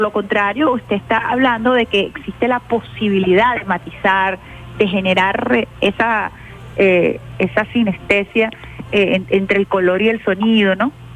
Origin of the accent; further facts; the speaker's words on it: Venezuela; como venezolana